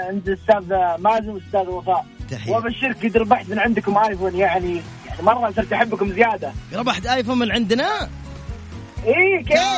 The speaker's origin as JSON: {"language": "Arabic", "town": "Riyadh", "region": "Riyadh Province", "country": "Saudi Arabia", "said": "انا من الرياض من الرياض كنا بنسويها عشاء اليوم"}